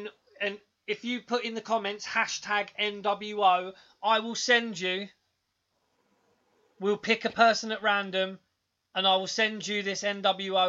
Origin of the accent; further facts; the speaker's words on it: England, United Kingdom; We're a couple of cheeky English lads